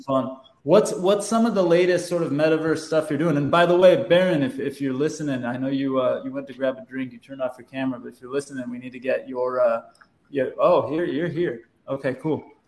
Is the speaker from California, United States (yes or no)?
yes; Southern California, United States; growing up in Southern California